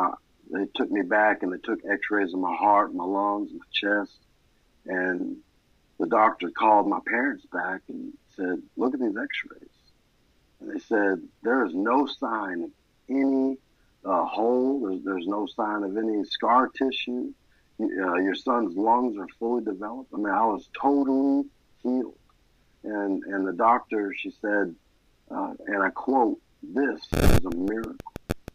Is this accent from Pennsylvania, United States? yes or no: no; Maine, United States; born there; My story begins in Maine, and I was born in May 2nd, 1987.